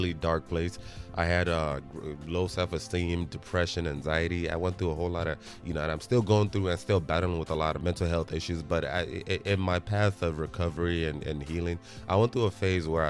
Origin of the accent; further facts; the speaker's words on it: Nigeria; moved away; especially as a Nigerian, especially, you know, coming from Nigeria, having lived in Nigeria